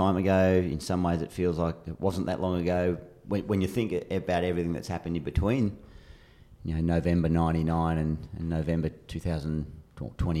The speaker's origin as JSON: {"language": "English", "region": "New South Wales", "country": "Australia", "also_born_or_lived": "Western Australia", "moved": "as an adult", "said": "I was an unknown from New South Wales a few years prior."}